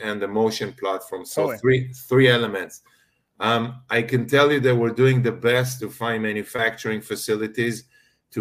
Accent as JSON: {"language": "English", "country": "Israel", "moved": "as an adult", "said": "I'm originally from Israel."}